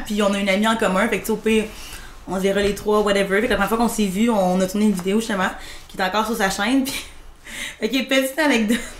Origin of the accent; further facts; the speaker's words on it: Rivière-du-Loup, Quebec, Canada; moved away as an adult; je suis partie à 18 ans de Rivière-du-Loup